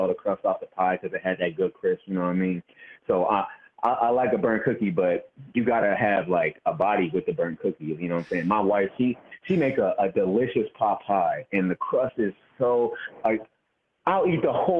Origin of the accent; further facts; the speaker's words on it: East Coast, United States; I grew up on the East Coast in my grandmama's kitchen